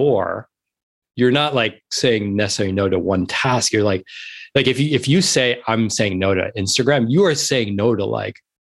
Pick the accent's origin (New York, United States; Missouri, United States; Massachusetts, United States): New York, United States; New York City; moved away as an adult; now in Manhattan Beach, United States; I am based in Manhattan Beach. I'm a born and bred New Yorker. I grew up in New York City. I was born in the East Village.